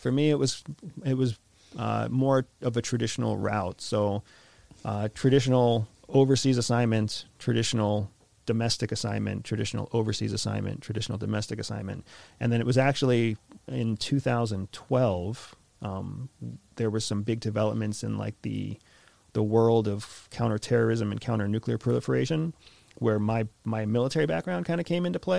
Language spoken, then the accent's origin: English; United States; accent: American; mine's an American accent